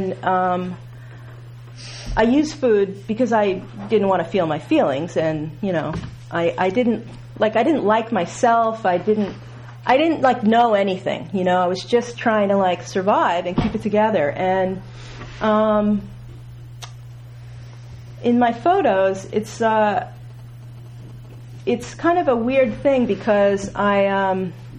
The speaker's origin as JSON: {"language": "English", "country": "United States", "tie": "born or raised there", "also_born_or_lived": "New York / Massachusetts", "said": "I grew up in New York and Massachusetts"}